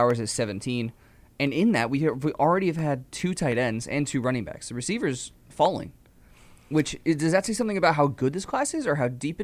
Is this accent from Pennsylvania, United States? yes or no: yes; right outside Philadelphia, Pennsylvania, United States; I was born right outside Philadelphia